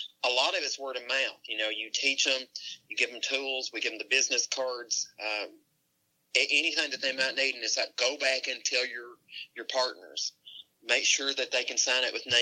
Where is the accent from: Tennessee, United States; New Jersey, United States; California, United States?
Tennessee, United States; My home state in Tennessee